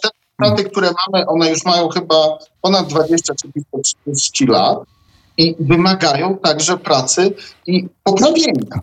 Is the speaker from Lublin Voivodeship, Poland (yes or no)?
yes; Zamość, Lublin Voivodeship, Poland; Ja pochodzę z Zamościa konkretnie